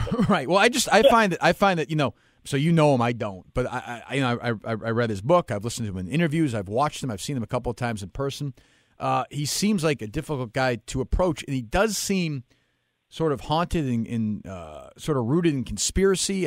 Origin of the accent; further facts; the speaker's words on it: Boston, Massachusetts, United States; a kid like me growing up in Boston in the '80s